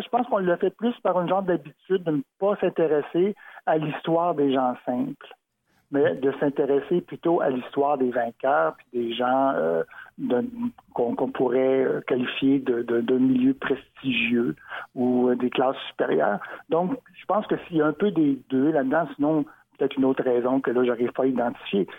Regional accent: Montreal, Quebec, Canada; Moi, qui suis né à Montréal, comme ma mère d'ailleurs, donc je suis un Montréalais, le pur béton

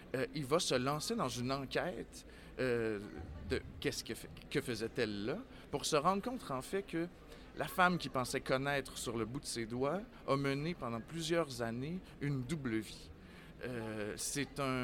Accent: Quebec City, Quebec, Canada; je suis un natif de Québec

